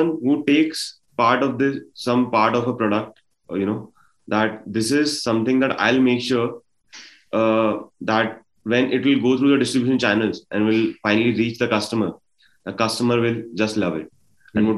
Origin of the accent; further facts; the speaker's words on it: Gwalior, Madhya Pradesh, India; moved away as an adult; also born or lived in Delhi; I come from Gwalior